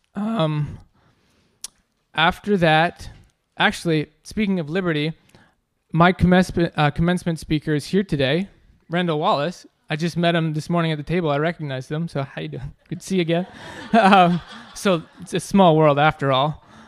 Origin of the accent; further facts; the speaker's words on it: Ontario, Canada; moved away; I grew up in Ontario, Canada